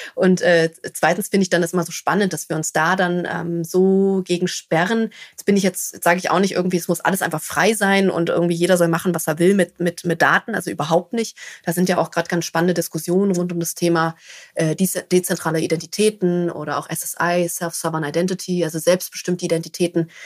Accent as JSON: {"language": "German", "region": "Berlin", "country": "Germany", "said": "Also ich komme aus Berlin"}